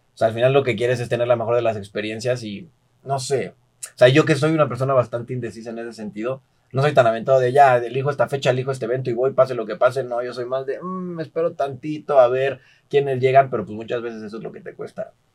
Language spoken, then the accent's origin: Spanish; Mexico; yo soy de México